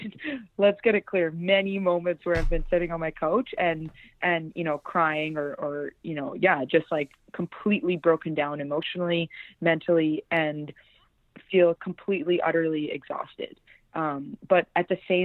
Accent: Vancouver, British Columbia, Canada; I come from Vancouver, and I have three older brothers

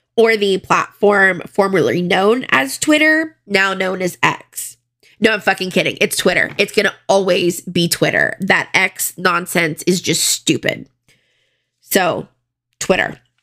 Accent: Broward County, Florida, United States; I am from Florida, Broward County, and I went to a pretty big high school

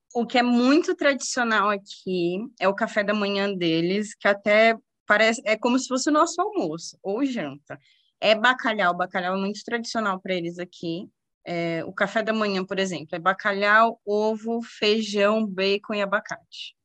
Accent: Guarulhos, São Paulo, Brazil; moved away as an adult; also born or lived in Orlando, Florida; now in Bermuda; eu sou de Guarulhos

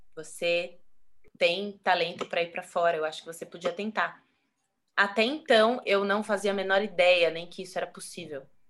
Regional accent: Brazil; moved away as an adult; Eu saí do Brasil com quase zero de conhecimento folclórico

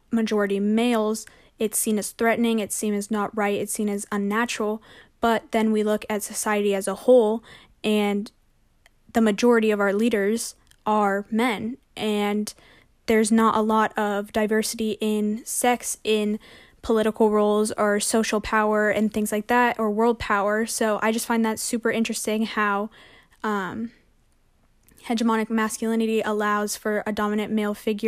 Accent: San Francisco, California, United States; moved away as an adult; now in San Diego, United States; Growing up in San Francisco

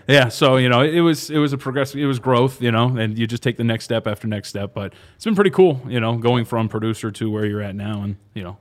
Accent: Anaheim, California, United States; I was born out in SoCal

